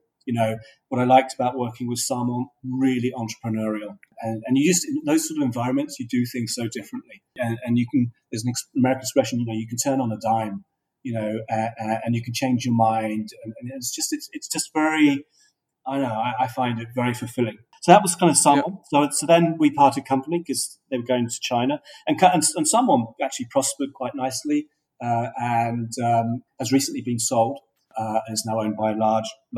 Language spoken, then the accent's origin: English; Australia; moved away; also born or lived in United Kingdom / New York; my father moved us from the UK to Australia in 1967. And so I grew up in Australia as a young kid